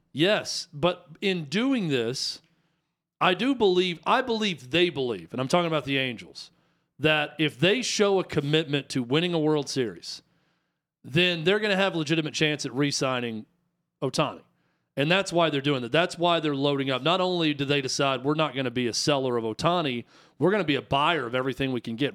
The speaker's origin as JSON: {"language": "English", "country": "United States", "said": "I'm American"}